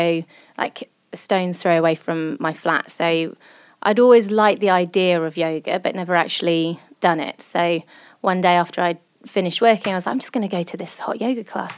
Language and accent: English; England, United Kingdom; I'm English